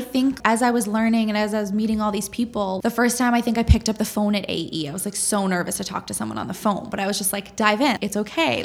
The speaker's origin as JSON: {"language": "English", "town": "Boston", "region": "Massachusetts", "country": "United States", "tie": "born or raised there", "also_born_or_lived": "upstate New York", "said": "So I'm from Boston. Um, I was born here"}